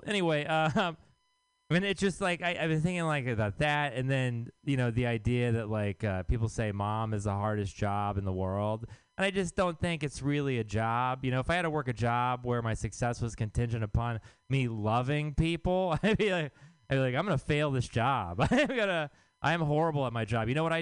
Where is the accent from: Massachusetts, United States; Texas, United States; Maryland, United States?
Texas, United States; now in San Francisco, United States; I am from Texas